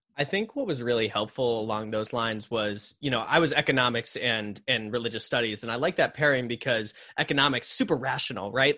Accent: northern Connecticut, United States; I grew up in Connecticut, uh, kinda northern part of Connecticut

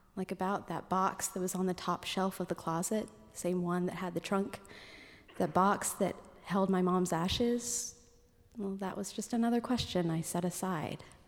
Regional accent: Anchorage, Alaska, United States; any other kid growing up in Anchorage

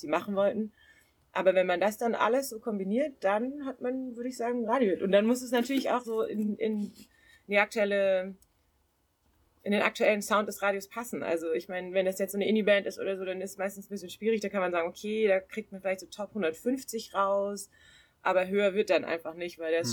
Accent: Southern Germany, Germany; moved away as an adult; also born or lived in Siegen / Bochum; ich komme eigentlich aus Süddeutschland

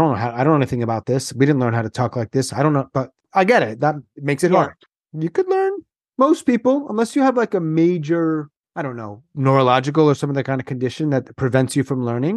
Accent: Long Island, New York, United States; I'm from Long Island.

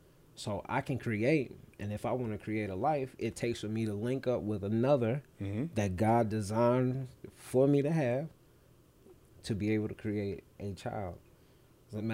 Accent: St. Paul, Minnesota, United States; I grew up in St. Paul, mm-hmm. you know, St. Paul AME.

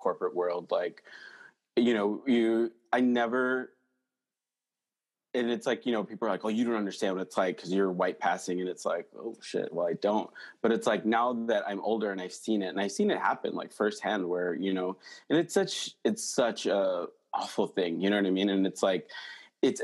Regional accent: United States; I'm American

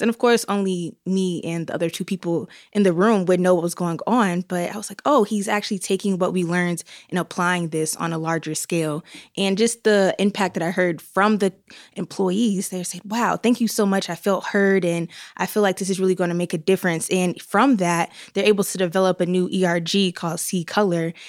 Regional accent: North Carolina, United States; also born or lived in Washington, D.C.; now in Utah, United States; I am originally from North Carolina, where people are nice, but I moved here from D C

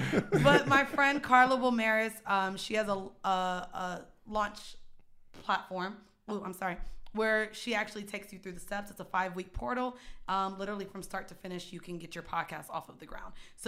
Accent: Florida, United States; I went to Lehman, didn't know about it. I'm from Florida.

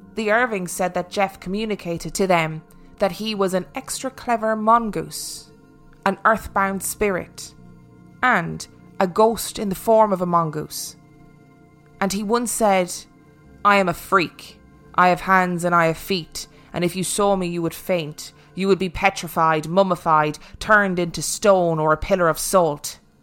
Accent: Ireland; moved away; I am actually Irish

